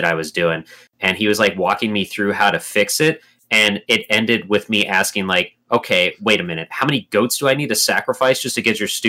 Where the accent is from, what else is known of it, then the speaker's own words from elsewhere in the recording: United States; I'm an American